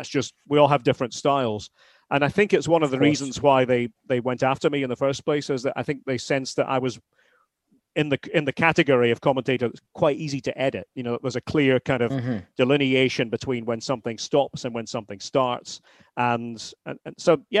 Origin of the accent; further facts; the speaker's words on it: Aberdeen, Scotland, United Kingdom; now in Massachusetts, United States; I'm an Aberdonian. I'm from the Granite City